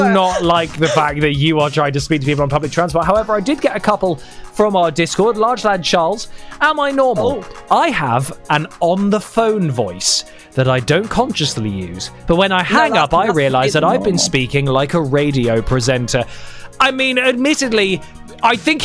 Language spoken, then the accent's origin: English; London, United Kingdom; I am a Londoner